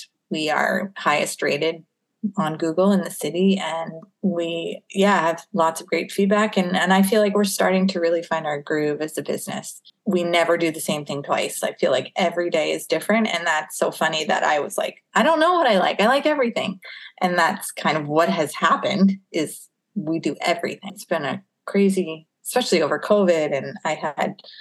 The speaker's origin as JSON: {"language": "English", "country": "United States", "moved": "as an adult", "lives_now": "Winnipeg, Canada", "said": "I'm from the U.S."}